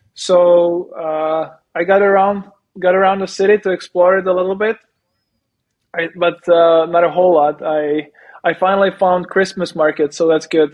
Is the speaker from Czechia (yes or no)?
yes; Czechia; moved away as an adult; also born or lived in Prague, Czech Republic; I live I live in Prague during the summer, and my hometown it's like it's like an hour away